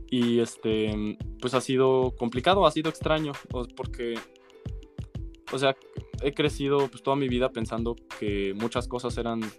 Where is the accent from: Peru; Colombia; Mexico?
Mexico; mi familia es rusa, vivo en México, yo soy mexicano.